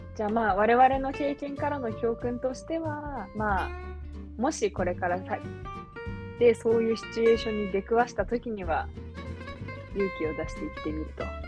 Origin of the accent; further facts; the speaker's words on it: Japan; 一番最初の日本人として私は 参加したんだけど